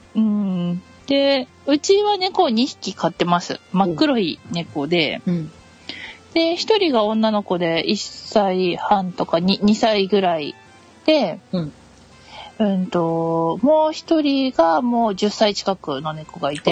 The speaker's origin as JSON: {"language": "Japanese", "region": "Hokkaido", "country": "Japan", "tie": "born or raised there", "moved": "as an adult", "lives_now": "Kanagawa, Japan", "said": "出身は北海道です"}